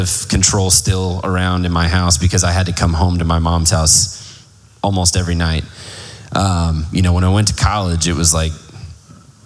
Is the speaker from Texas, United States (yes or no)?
yes; Plano, Texas, United States; also born or lived in Garland, Texas; we grew up in North Dallas, Plano specifically, from about 95, 96. Before that, we lived in Garland